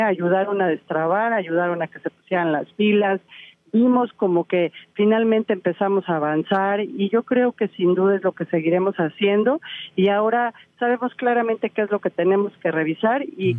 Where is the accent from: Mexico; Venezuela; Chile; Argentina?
Mexico; Toluca, State of Mexico; mi capital de donde soy oriunda